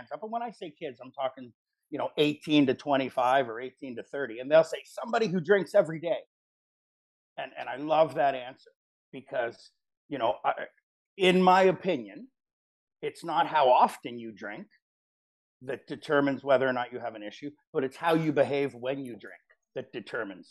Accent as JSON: {"language": "English", "town": "Richmond Hill", "region": "Ontario", "country": "Canada", "tie": "born or raised there", "said": "growing up, I grew up in Richmond Hill"}